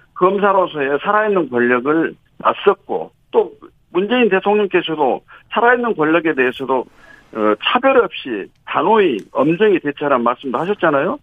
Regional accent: Honam, South Korea; 우리 호남은

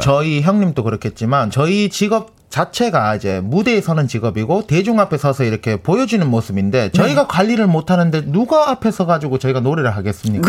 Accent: Gyeongsang, South Korea; 경상도 사람인데

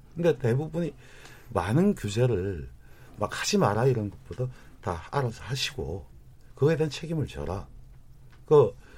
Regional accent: Goyang, Gyeonggi Province, South Korea; 저희 일산 고향만 하더라도 인구가 106만인데

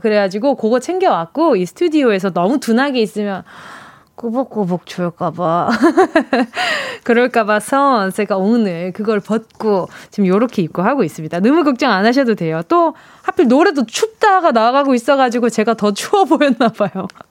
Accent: Busan, South Korea; 제 고향 부산

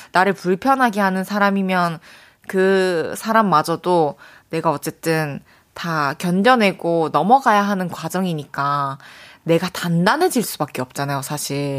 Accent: Changwon, South Gyeongsang, South Korea; moved away; 저는 초중고를 마산에서 나와가지고 경남대학교 저한테도 되게 친숙한 대학교인데 대거리에 있잖아요. 우리 고향

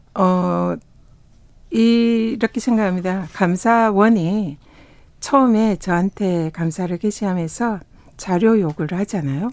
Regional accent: South Korea; also born or lived in Tongyeong / Busan; 저는 뭐 통영과 부산에서 태어나고 자라서 바다의 딸이다.

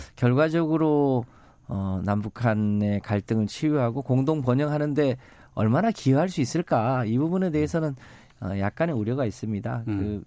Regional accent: Yeosu, South Jeolla, South Korea; 제가 이제 고향이 여수인데

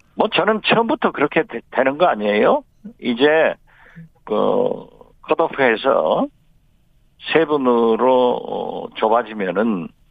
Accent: Jindo, South Jeolla, South Korea; 제 고향 진도에

